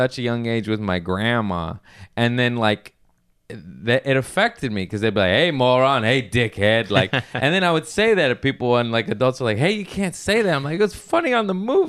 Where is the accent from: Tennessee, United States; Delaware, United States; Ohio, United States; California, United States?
California, United States; Torrance; I grew up in Torrance. I got family in Lawndale.